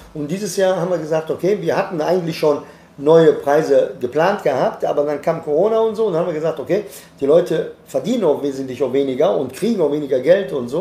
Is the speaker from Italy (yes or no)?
yes; Italy; now in Germany; Ich bin Italiener